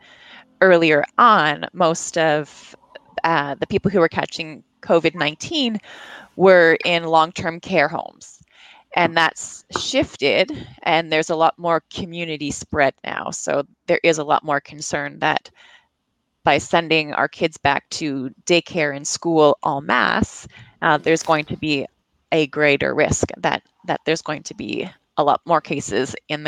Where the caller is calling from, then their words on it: Montreal, Quebec, Canada; I'm calling from a suburb just outside of Montreal in Canada.